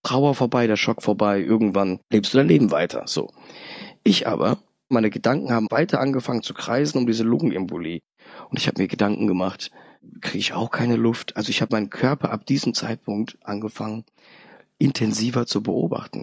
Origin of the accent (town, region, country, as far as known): Darmstadt, Hesse, Germany; born or raised there; also born or lived in Poland